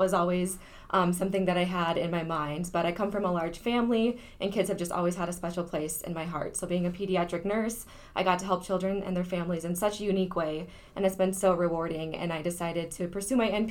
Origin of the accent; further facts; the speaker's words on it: Battle Lake, Minnesota, United States; also born or lived in Moorhead, Minnesota / Fargo, North Dakota; I grew up in Battle Lake